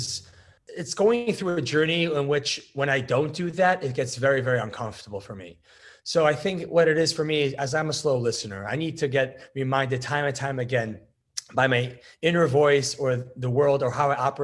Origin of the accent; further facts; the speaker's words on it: Connecticut, United States; also born or lived in New York; born in New York, grew up in Connecticut to a Orthodox home